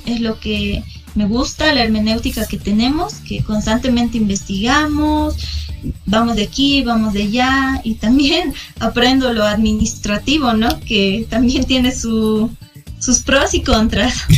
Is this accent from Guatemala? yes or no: no; Bolivia; also born or lived in Moscow, Russia